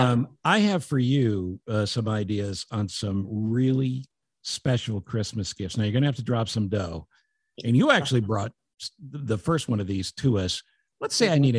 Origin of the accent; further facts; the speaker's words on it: United States; I'm American. Well, I speak the same amount of French as Pepe Le Pew does.